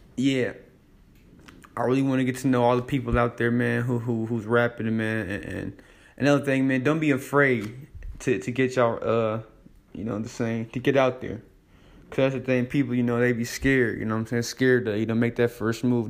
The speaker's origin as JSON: {"language": "English", "town": "Davenport", "region": "Iowa", "country": "United States", "said": "I'm from Davenport, Iowa, the Quad Cities"}